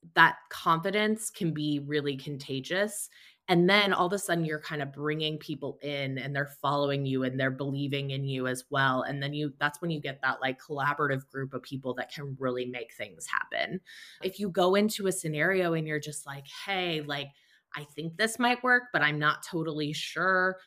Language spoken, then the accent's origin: English; Fort Wayne, Indiana, United States; moved away as an adult; I'm from Fort Wayne, Indiana, which is where I am currently living as well.